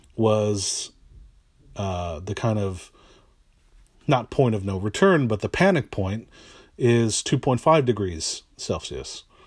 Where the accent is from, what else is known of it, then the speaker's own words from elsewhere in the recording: East Bay, San Francisco Bay Area, California, United States; also born or lived in San Jose, California; I am from the San Francisco Bay Area, Uh, I was born and raised here in the East Bay.